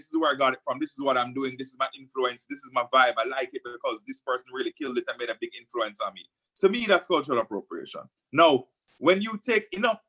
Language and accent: English; Jamaica; as a Jamaican